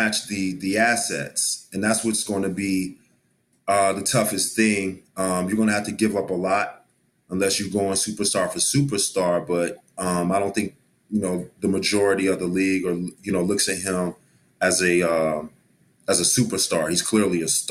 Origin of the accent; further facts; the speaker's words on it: Dallas, Texas, United States; growing up in Dallas, everybody automatically assumes that you're a Cowboy fan, and I am.